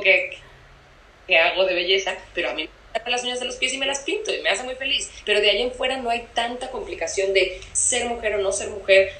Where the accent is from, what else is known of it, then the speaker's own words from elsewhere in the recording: Cancún, Quintana Roo, Mexico; moved away; yo soy de Cancún, yo cre, crecí en Cancún y allá sigue viviendo mi familia.